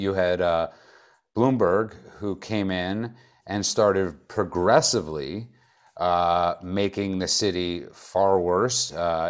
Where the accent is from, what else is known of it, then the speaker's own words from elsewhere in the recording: New York City, New York, United States; I'm a New Yorker. I grew up there.